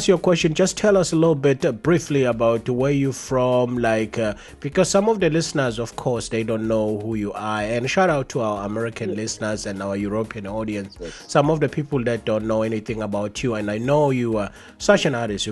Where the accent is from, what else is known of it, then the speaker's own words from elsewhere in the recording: Nongoma, KwaZulu-Natal, South Africa; moved away; I'm from Nongoma in South Africa.